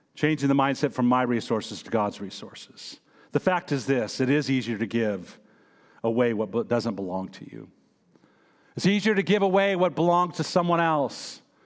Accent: United States; I am American

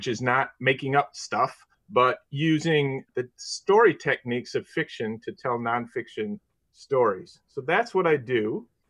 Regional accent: Chicago, Illinois, United States; I'm from Chicago, and I'm more or less a lifetime Midwesterner. I grew up in the suburbs of this city

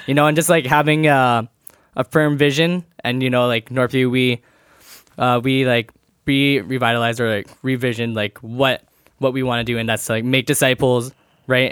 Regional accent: Abbotsford, British Columbia, Canada; I'm from Abbotsford, born born here at uh, a old MSA Hospital.

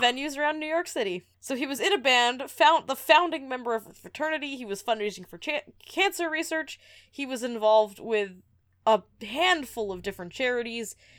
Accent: Edmonton, Alberta, Canada; we come from Edmonton

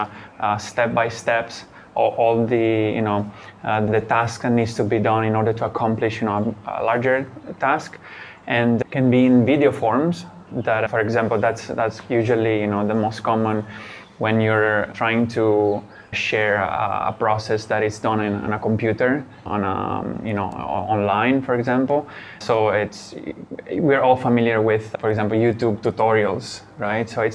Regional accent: Italy; moved away as an adult; also born or lived in Shanghai, China; now in Thailand; I'm originally from Italy. I moved to China after university. And I lived in Shanghai for 6 years.

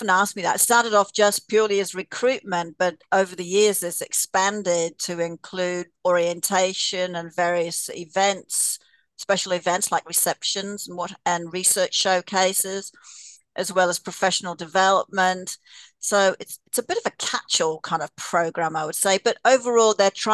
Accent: Australia; now in Canada; I'm Australian

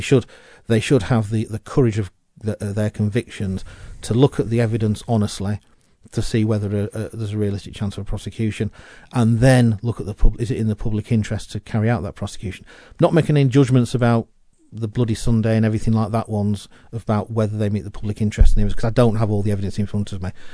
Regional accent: United Kingdom; We are British

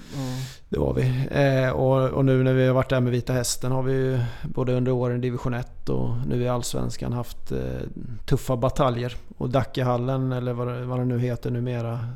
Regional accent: Småland, Sweden; jag är smålänning

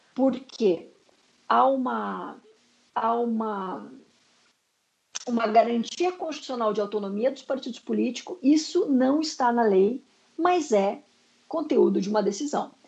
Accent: Curitiba, Paraná, Brazil; eu sou de, da República de Curitiba

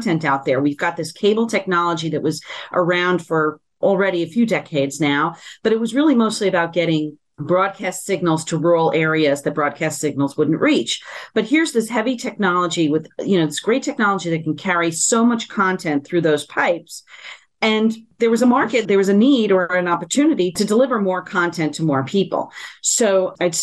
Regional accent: San Juan, Puerto Rico; I'm born and raised in San Juan, Puerto Rico, fully bilingual, bicultural.

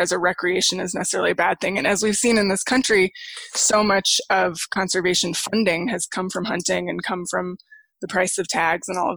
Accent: Santa Fe, New Mexico, United States; I grew up in Santa Fe, New Mexico, which is a tourist town

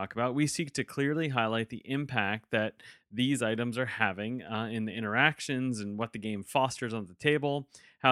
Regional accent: New York, United States; moved away; I'm originally from New York

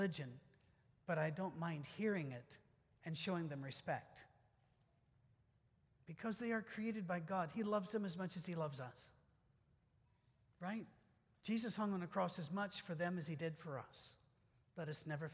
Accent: Scotland, United Kingdom; I'm Scottish

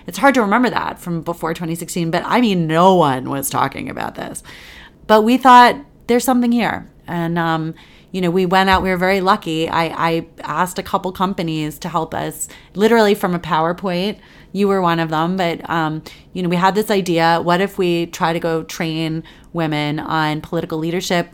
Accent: Washington, District of Columbia, United States; moved away as an adult; also born or lived in New York; I grew up here in Washington, D C

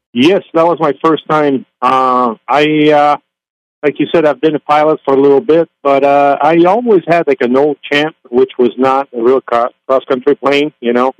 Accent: Canada; moved away; the GA airport I was landing at is about ten miles from my hometown

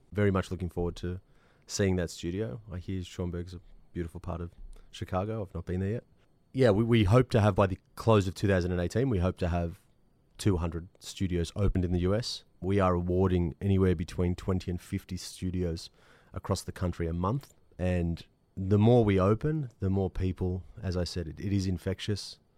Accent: Australia; I'm Australian

